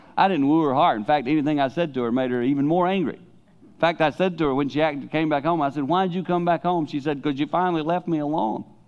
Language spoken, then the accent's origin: English; the Carolinas, United States; now in Holland, United States; as a boy growing up in the Carolinas in my teen years